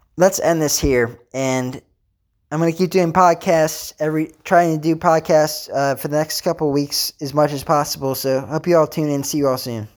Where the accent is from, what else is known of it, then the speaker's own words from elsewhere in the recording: Pennsylvania, United States; I'm actually from Pennsylvania